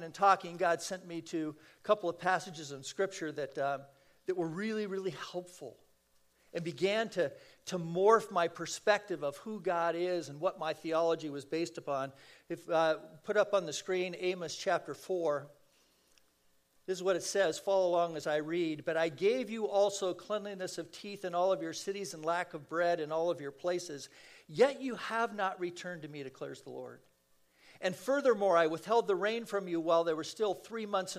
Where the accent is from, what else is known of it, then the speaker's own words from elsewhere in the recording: San Fernando Valley, California, United States; I'm a kid from the San Fernando Valley.